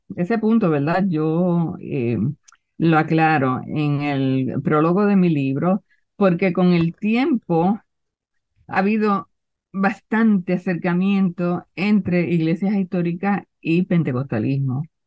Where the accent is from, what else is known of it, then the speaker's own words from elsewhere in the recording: Puerto Rico; en mi pueblo había dos cines